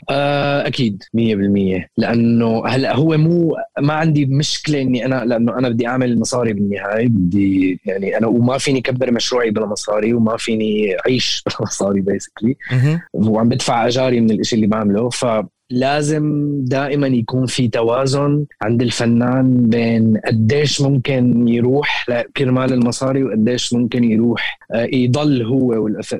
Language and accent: Arabic; Syria; moved away as an adult; نحن آه، كسوريين